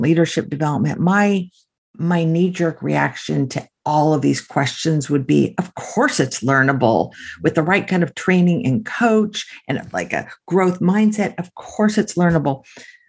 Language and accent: English; California, United States; I grew up in California.